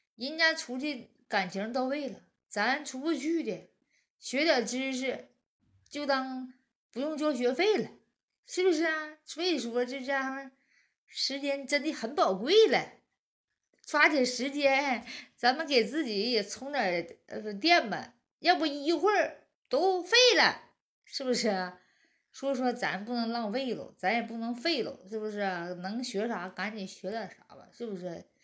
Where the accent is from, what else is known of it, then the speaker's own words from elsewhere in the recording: Northeast China, China; 俺们东北人